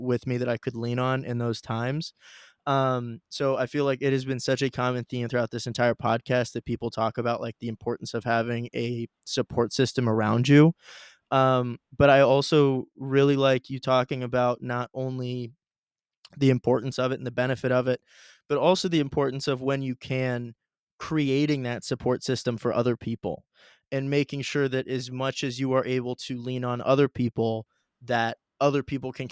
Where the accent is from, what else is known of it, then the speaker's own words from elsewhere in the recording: Dublin, Ohio, United States; we're both from Dublin, Ohio, a nice suburb of Columbus